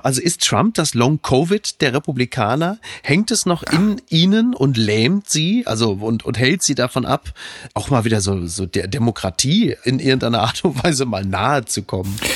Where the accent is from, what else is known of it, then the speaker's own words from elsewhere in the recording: Ruhr area, North Rhine-Westphalia, Germany; jetzt komme ich ja nun aus dem Ruhrgebiet